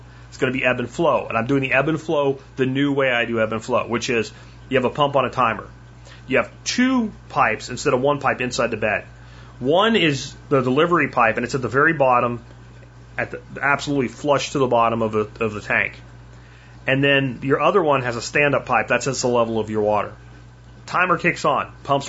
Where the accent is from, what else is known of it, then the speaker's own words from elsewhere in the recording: Pennsylvania, United States; And when I grew up in Pennsylvania, they're called sunnies.